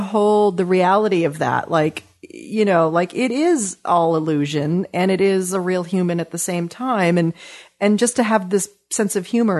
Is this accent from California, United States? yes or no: yes; Los Angeles, California, United States; also born or lived in Westchester, Los Angeles; I grew up in the Palisades in Brentwood and went to Crossroads. I mean, I had the full on West Side Hollywood experience. And I live in Westchester now by LAX and have lived there now for 17 years.